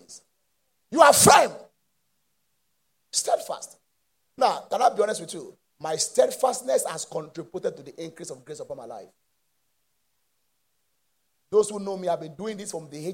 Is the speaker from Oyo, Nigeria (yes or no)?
no; Mushin, Isolo Road, Lagos, Nigeria; I was born in Moshi, in Isolo Road